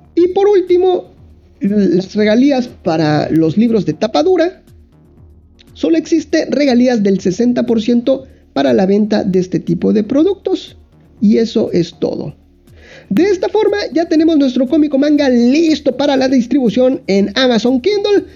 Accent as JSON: {"language": "Spanish", "country": "Mexico", "said": "yo dibujante, que soy de México"}